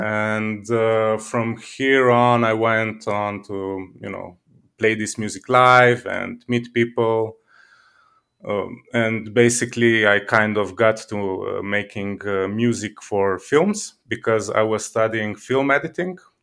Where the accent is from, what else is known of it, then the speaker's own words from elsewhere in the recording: Slovenia; I'm from Slovenia